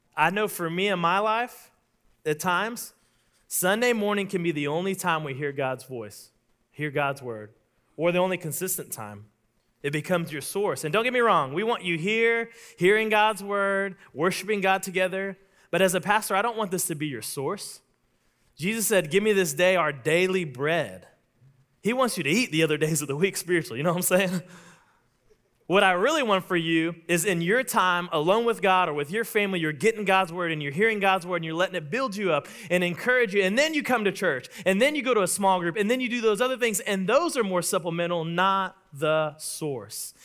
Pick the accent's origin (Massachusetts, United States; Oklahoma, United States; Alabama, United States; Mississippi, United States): Oklahoma, United States; I'm from Oklahoma